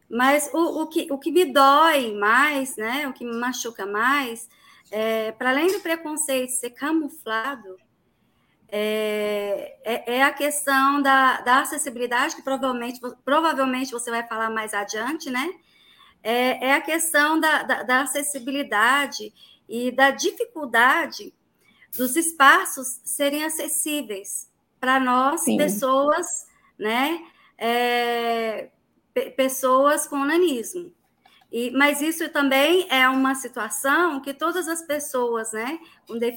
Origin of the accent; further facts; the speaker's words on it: Catalão, Goiás, Brazil; sou de Catalão, Goiás, né, centro-oeste de, de, do estado de Goiás